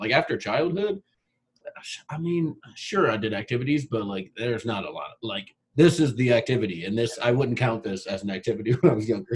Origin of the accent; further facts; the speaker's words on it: Long Beach, California, United States; I grew up in Long Beach.